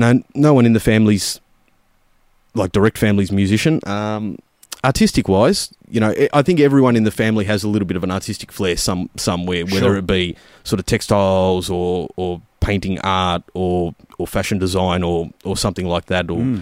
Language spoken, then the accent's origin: English; Werribee, Victoria, Australia; It's I'm a Western Suburbs lad.